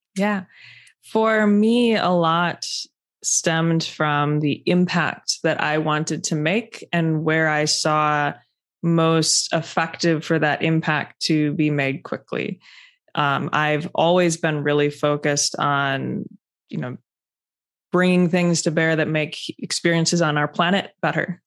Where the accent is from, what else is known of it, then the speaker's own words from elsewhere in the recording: Wisconsin, United States; moved away as an adult; also born or lived in Chicago, United States / Cambridge, United Kingdom; my home state of Wisconsin